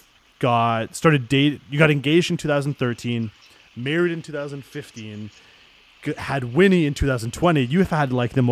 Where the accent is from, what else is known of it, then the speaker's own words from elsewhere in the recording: Toronto, Ontario, Canada; now in Mississauga, Canada; I grew up in Toronto for most of my life. I only moved out to Mississauga once I got married